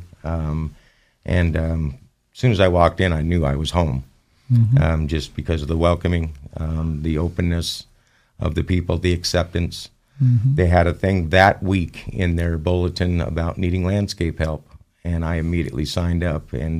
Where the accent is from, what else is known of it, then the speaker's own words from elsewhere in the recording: Southern California, United States; moved away as an adult; now in Idaho, United States; I'm originally from Southern California, moved to Idaho close to 10 years ago.